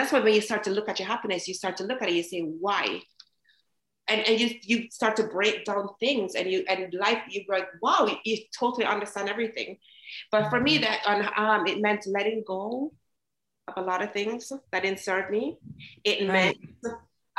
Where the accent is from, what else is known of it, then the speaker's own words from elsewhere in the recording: Jamaica; now in United States; I came from Jamaica, very happy girl, very bold girl. And when I came to America